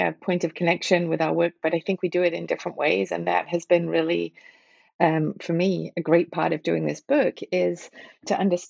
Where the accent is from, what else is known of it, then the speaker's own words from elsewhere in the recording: Liverpool, North West England, United Kingdom; also born or lived in Manchester; when I was growing up in Liverpool and Manchester, the miners' strikes were taking place. There were the protests in both Toxteth and Moss Side. I went to high school in Moss Side